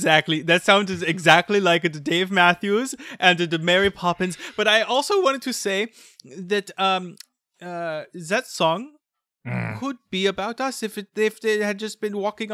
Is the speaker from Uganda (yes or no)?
no; France; I really have a lot of respect for you for knowing that I am from France and acknowledging that I am from France, because some people think that I am actually from Israel or Germany or both.